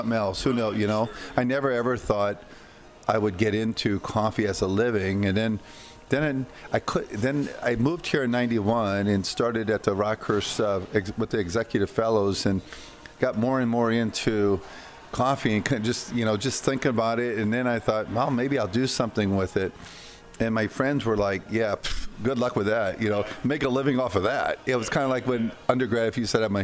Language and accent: English; Iowa, United States; also born or lived in Costa Rica; working on the farms in Iowa